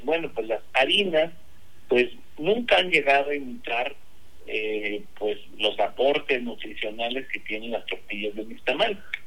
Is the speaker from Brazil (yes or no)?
no; Mexico; Todos los mexicanos deberíamos